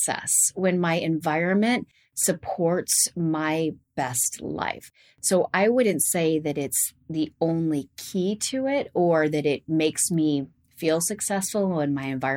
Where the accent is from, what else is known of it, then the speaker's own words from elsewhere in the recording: Gales Creek, Oregon, United States; Growing up in Gales Creek and in an isolated religious environment